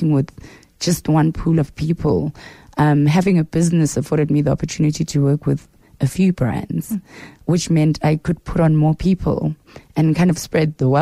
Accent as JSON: {"language": "English", "town": "Soweto", "region": "Gauteng", "country": "South Africa", "tie": "born or raised there", "said": "I am from Soweto. I was born and raised in Mfulo Village."}